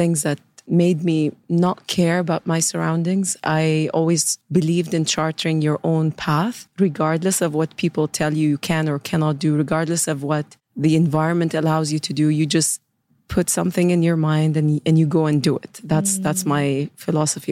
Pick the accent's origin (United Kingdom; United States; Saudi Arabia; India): Saudi Arabia; I grew up in Saudi, born and raised in Saudi Arabia in the 80s